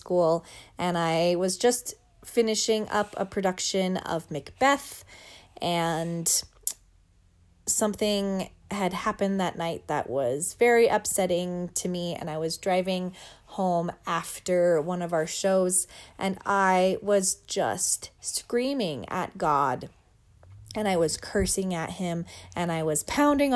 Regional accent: Wyoming, United States; I grew up in Wyoming, and so there were lots of mountains nearby

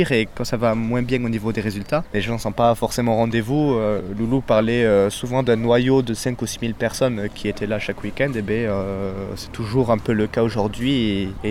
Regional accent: Marsan, France

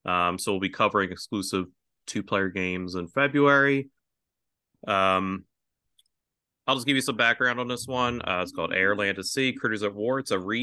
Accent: Philadelphia, Pennsylvania, United States; I grew up in Philadelphia

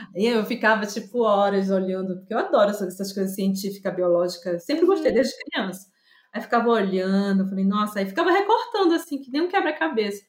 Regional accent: Belém, Pará, Brazil; eu sou de Maeri, mas que a minha origem vem, veio vindo do Tapajós

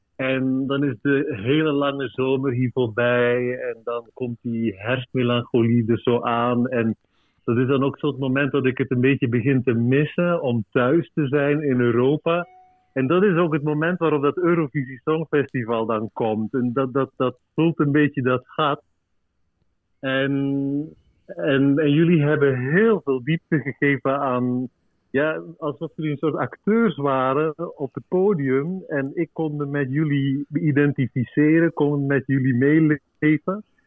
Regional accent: Belgium; now in Uruguay; want ik ben Belg

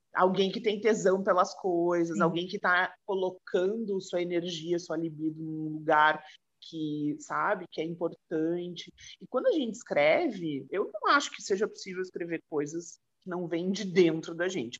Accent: Rio Grande do Sul, Brazil; Eu sou gaúcha

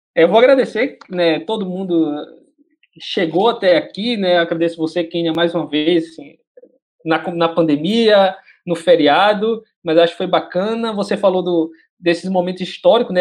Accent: Northeast Region, Brazil; accent: nordestinês; eu sou nordestino

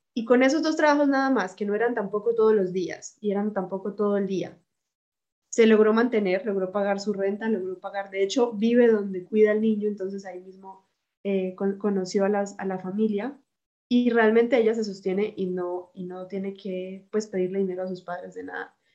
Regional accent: Bucaramanga, Santander, Colombia; moved away as an adult; now in Germany; soy de Bucaramanga

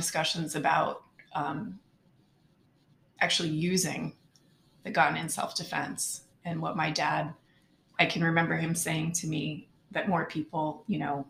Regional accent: Pocono Mountains, northeastern Pennsylvania, United States; I grew up in northeastern Pennsylvania in the Pocono Mountains

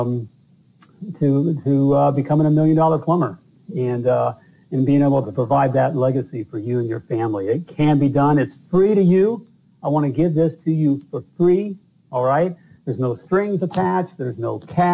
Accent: Indiana, United States; I'm from Indiana.

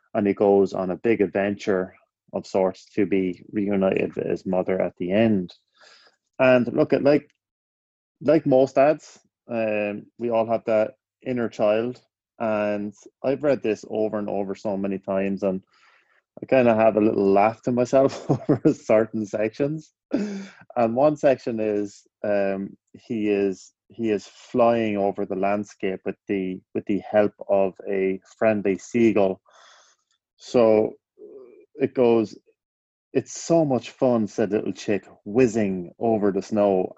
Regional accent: Ireland; now in United States; growing up in Ireland

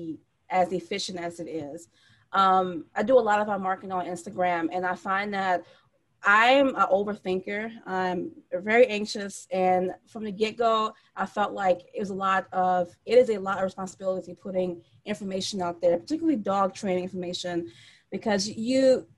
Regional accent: New Orleans, Louisiana, United States; we're from New Orleans

